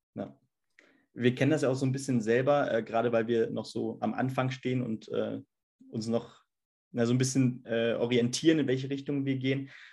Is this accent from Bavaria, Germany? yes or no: no; Hesse, Germany; als Hesse dann mit selber vielleicht so ein bisschen Akzent